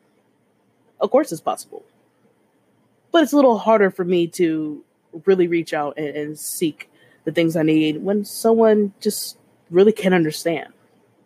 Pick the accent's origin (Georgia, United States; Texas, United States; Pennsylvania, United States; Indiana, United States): Texas, United States; I'm a Texan in my late 20s